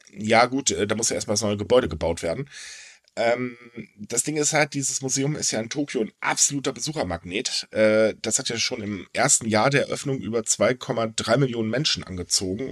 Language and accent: German; Hamburg, Germany; Es ist halt meine Heimat, meine Heimat ist toll.